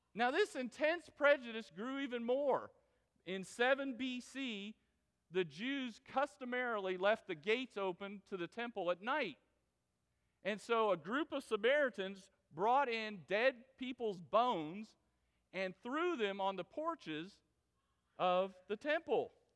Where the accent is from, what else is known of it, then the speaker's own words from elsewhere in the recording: Florida, United States; moved away; I was from Florida